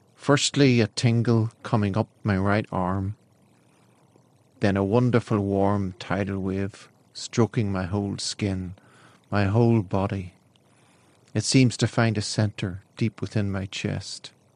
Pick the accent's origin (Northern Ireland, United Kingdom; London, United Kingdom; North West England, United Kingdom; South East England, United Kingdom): Northern Ireland, United Kingdom; County Down; I'm from West River in County Down in Ireland.